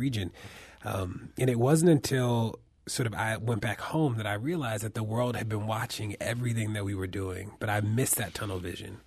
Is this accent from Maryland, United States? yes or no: yes; Baltimore, Maryland, United States; my hometown of Baltimore